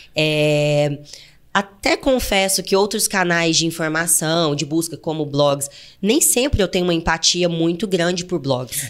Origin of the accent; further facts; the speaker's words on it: interior of Goiás, Brazil; moved away as an adult; also born or lived in Fortaleza, Ceará; eu nasci no interior de Goiás, né, gente? Pelo meu sotaque, dá pra perceber